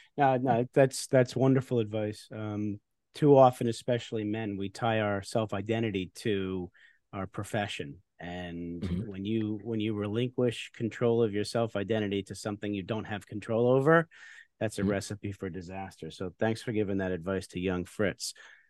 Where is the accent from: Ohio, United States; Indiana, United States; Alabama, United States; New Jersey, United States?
New Jersey, United States; New Jersey.